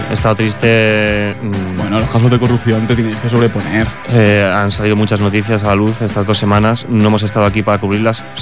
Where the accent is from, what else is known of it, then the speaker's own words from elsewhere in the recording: Ripollet, Catalonia, Spain; Lo dudo buenas noches. Yo soy de Ripollet.